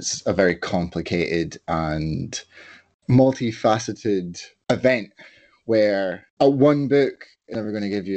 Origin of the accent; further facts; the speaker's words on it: Edinburgh, Scotland, United Kingdom; growing up in Edinburgh